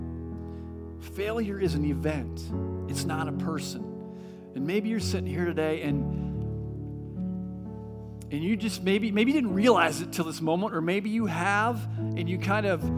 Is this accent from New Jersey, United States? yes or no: no; California, United States; moved away; I come from California.